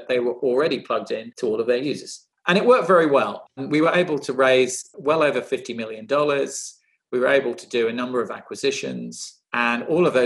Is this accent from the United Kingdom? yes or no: yes; United Kingdom; I was born in the UK, a child to Indian immigrants